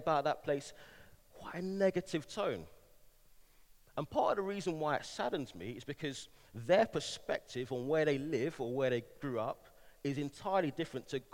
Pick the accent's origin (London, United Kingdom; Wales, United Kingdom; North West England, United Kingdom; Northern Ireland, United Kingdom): London, United Kingdom; moved away as an adult; also born or lived in Manchester; now in Bristol, United Kingdom; I'm a Londoner, born and raised, spent a number of years in Manchester, moved back to London for a few years, and now in the glorious city of Bristol